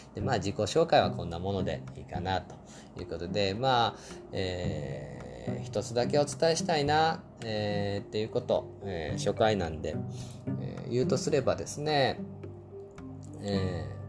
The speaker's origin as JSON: {"language": "Japanese", "region": "Osaka", "country": "Japan", "tie": "born or raised there", "also_born_or_lived": "Kyoto", "said": "京都生まれ、大阪育ち、現在は大阪に住んでますね"}